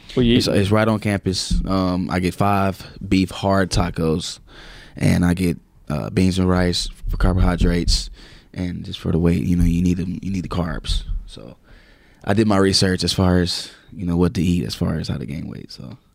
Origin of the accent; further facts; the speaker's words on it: South Carolina, United States; Yeah, it sucks. It's actually bad because I believe we should have a team. You know, we should have a NFL or NBA team in South Carolina, and we don't.